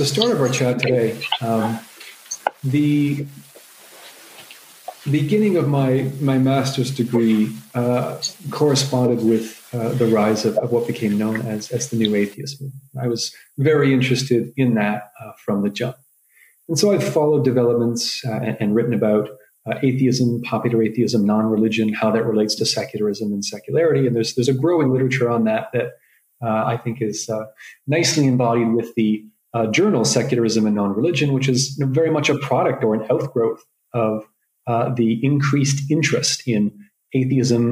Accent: Toronto, Ontario, Canada; Toronto, Canada, where I'm from

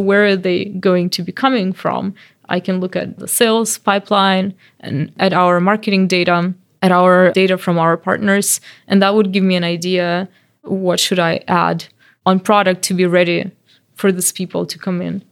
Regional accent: Belarus; moved away; I'm from Belarus

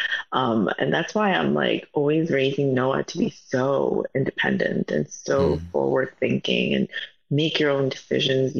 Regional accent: New York City, New York, United States; I grew up in Manhattan, and back in the 70s, 80s, there were no Koreans in Manhattan

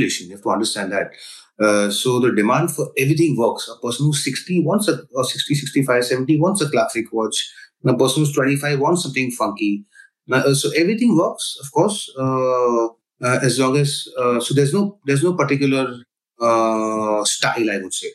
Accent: India; where I come from India

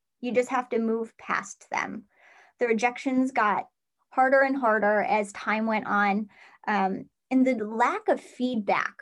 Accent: Central New York, United States; my territory is actually Central New York, which is wild. It's my hometown

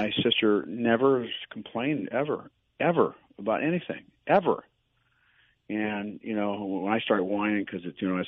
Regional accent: Akron, Ohio, United States; moved away; I grew up in Akron, Ohio

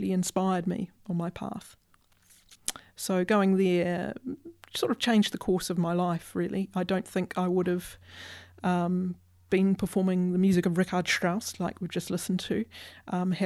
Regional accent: Christchurch, Canterbury, New Zealand; moved away as an adult; as a New Zealander

